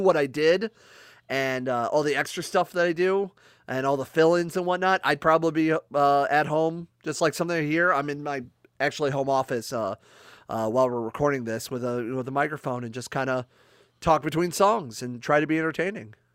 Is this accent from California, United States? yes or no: no; Akron, Ohio, United States; moved away; I'm originally actually from Akron, Ohio